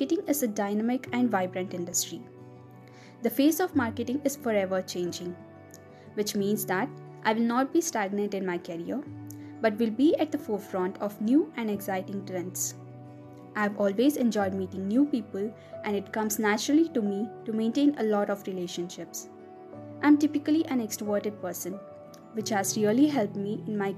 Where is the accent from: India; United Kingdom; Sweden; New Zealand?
India; Bangalore, Karnataka; I'm from Bangalore